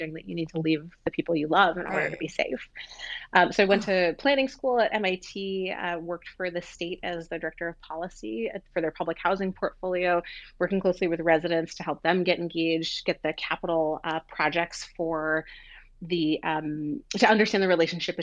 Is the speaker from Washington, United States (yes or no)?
no; New York City, New York, United States; I grew up in Queens, New York, and in a neighborhood that was sort of at the corner in between two expressways